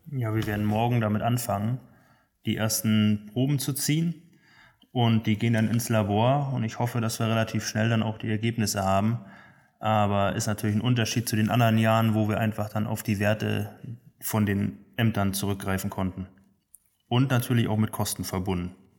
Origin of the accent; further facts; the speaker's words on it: Neubrandenburg, Mecklenburg-Vorpommern, Germany; in meiner Heimatstadt Neubrandenburg äh, Landwirtschaft studiert